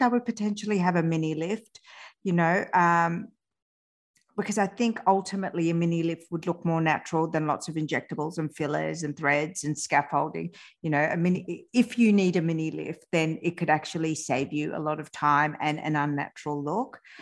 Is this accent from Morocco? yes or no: no; France; I was born in France, but both my parents are Iranian